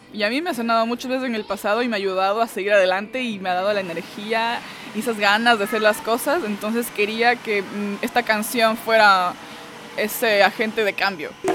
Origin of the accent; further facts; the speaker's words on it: Ecuador; also born or lived in Venezuela; now in Austin, United States; yo crecí en Ecuador, crecí en Ecuador, yo nací en Venezuela